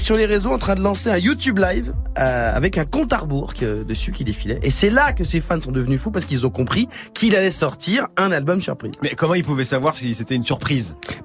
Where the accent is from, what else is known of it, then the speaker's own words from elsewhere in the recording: Senegal; je suis sénégalais